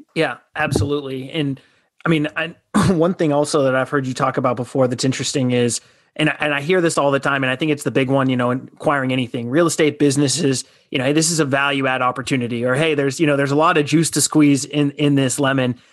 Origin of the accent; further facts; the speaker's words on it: Southern Arizona, United States; I'm from Southern Arizona